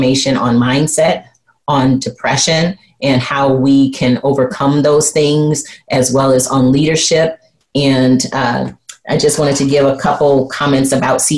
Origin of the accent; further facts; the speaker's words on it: Flint, Michigan, United States; growing up in Flint, Michigan, and how my parents used strategy, leadership, and success to raise me